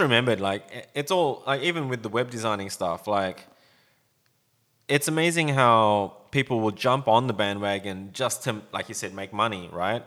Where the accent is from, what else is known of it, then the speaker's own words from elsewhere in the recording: Sydney, New South Wales, Australia; when I was growing up around Sydney